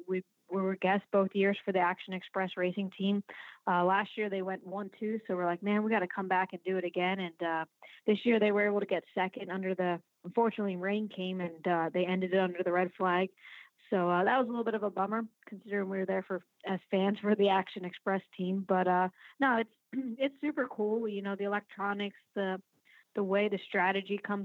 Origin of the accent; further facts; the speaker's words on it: Willow Street, Pennsylvania, United States; also born or lived in Lancaster, Pennsylvania; now in Schwenksville, United States; Lancaster County, which is the county that I grew up